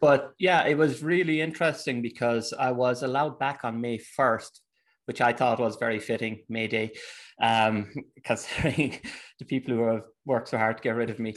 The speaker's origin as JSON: {"language": "English", "country": "Ireland", "also_born_or_lived": "England", "moved": "as an adult", "lives_now": "Germany", "said": "I'm Irish"}